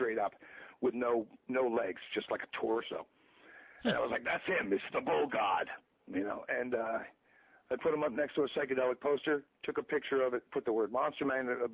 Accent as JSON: {"language": "English", "region": "New Jersey", "country": "United States", "said": "we're from New Jersey"}